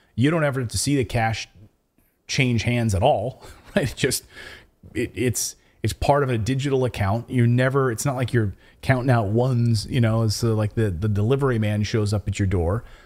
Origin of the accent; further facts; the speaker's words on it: United States; moved away as an adult; now in Portugal; I'm American